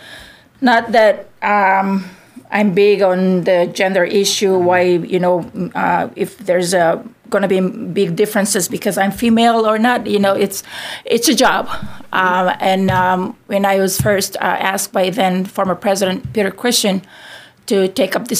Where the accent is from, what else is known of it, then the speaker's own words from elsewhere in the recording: Yap, Micronesia; moved away as an adult; now in Guam; I'm from Yap.